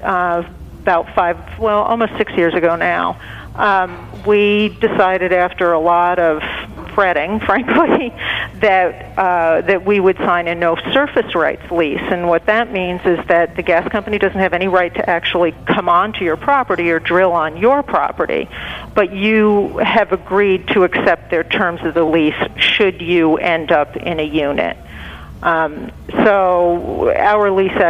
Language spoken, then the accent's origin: English; Long Island, New York, United States; I grew up on Long Island